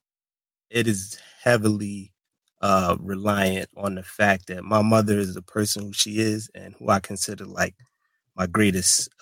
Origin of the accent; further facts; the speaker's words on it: Brooklyn, New York, United States; moved away as an adult; also born or lived in Tampa, Florida; I'm from Brooklyn, New York, Afro-Latino, so Panamanian